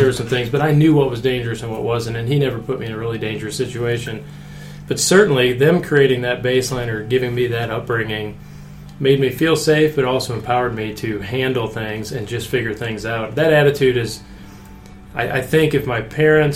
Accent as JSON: {"language": "English", "region": "Iowa", "country": "United States", "tie": "born or raised there", "said": "When I was growing up, I grew up in Iowa."}